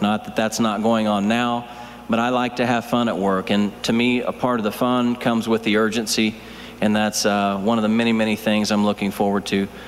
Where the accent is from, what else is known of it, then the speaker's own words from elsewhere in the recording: Oklahoma, United States; now in Phoenix, United States; my parents live where I grew up and still in Oklahoma